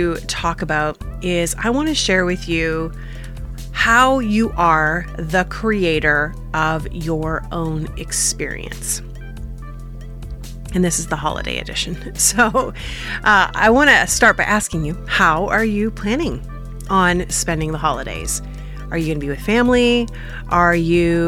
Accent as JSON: {"language": "English", "region": "Northern Ontario", "country": "Canada", "also_born_or_lived": "Cape Girardeau", "said": "I come from Northern Ontario"}